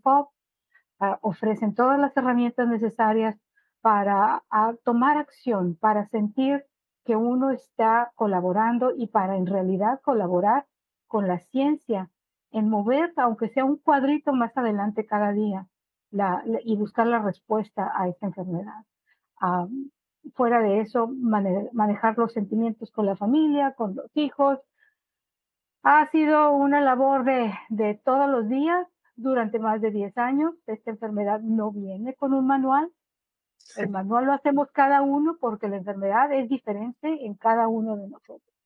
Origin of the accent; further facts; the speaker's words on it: Monterrey, Nuevo León, Mexico; now in Peoria, United States; soy originaria de Monterrey, Nuevo León, México a mi familia y yo ah, radicamos en Estados Unidos desde hace más de 20 años